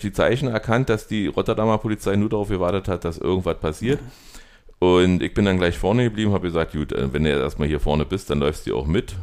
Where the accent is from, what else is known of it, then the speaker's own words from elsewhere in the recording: East Germany, Germany; wo wir herkommen, wir kommen aus Ostdeutschland